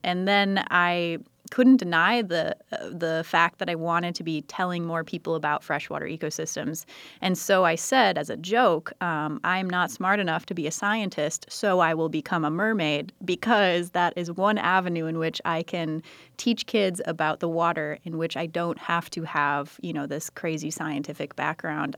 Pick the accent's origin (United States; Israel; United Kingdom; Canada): United States; I grew up on the San Croix River